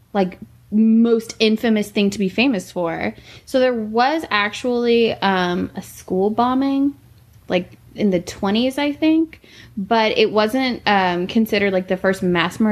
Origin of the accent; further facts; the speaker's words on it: Texas, United States; born and raised in Texas